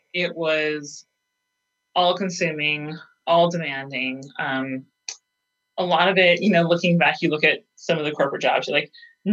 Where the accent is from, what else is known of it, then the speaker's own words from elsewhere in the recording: Montana, United States; moved away; also born or lived in Phoenix / Boise; I'm originally from Montana